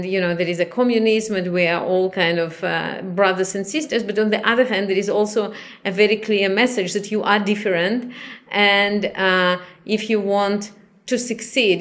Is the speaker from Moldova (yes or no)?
yes; Chisinau, Moldova; moved away; also born or lived in Israel; I was born in Chisinau, which is the capital of Moldavia